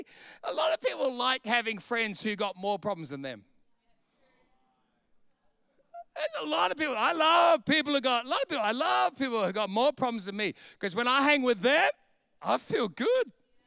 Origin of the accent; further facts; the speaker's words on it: Bronx, New York, United States; I went back to the house I grew up in the Bronx in Sydney, and I went to the street and went, there it is, let's go.